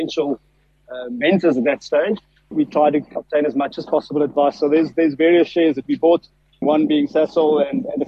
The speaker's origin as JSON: {"language": "English", "town": "Pretoria", "region": "Gauteng", "country": "South Africa", "tie": "born or raised there", "said": "I grew up in Pretoria, in the northern suburbs of Pretoria"}